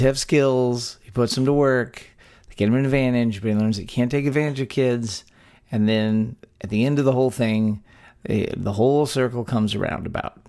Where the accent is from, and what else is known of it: Texas, United States; born or raised there